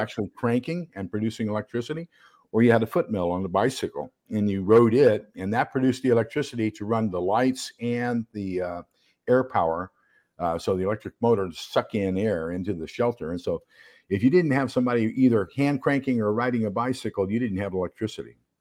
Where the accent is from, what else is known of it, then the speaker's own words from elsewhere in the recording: El Paso, Texas, United States; moved away; I'm originally from El Paso, Texas